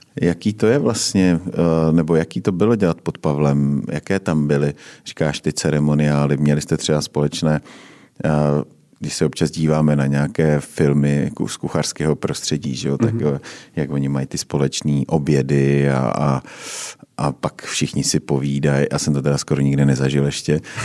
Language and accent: Czech; Uherské Hradiště, Zlín Region, Czechia; now in Prague, Czechia; já jsem teda taky z Uherského hradiště